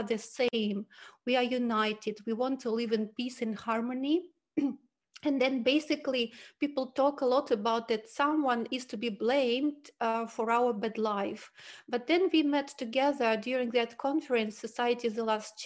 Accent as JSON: {"language": "English", "country": "Switzerland", "said": "I'm from Switzerland, but I have a big experience to live and work in different countries in the world"}